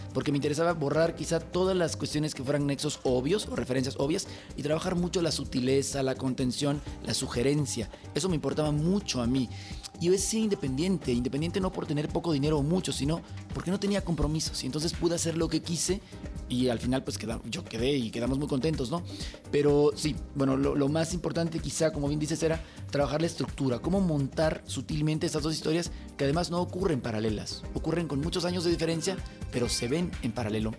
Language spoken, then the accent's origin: Spanish; El Salvador; now in Mexico; yo soy nacido en El Salvador